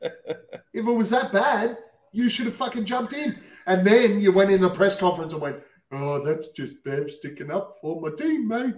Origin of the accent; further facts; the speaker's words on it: Australia; We're Australian. We speak way too fast